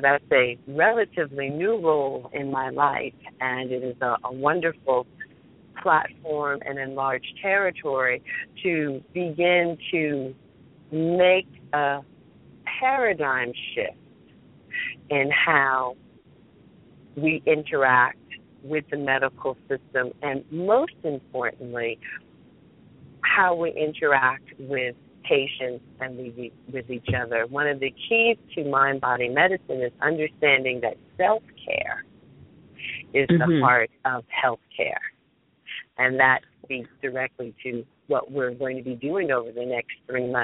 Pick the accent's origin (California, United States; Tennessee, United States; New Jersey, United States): New Jersey, United States; I'm from Central Jersey, so here locally